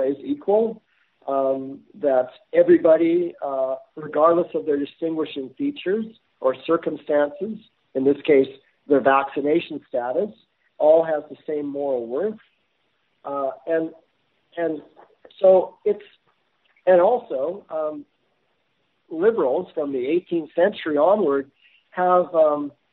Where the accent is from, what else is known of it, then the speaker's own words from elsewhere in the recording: Canada; as a Canadian citizen